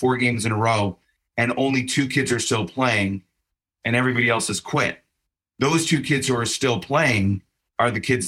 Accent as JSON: {"language": "English", "town": "Chicago", "region": "Illinois", "country": "United States", "said": "And I said I'm from Chicago. I'm a Bears fan."}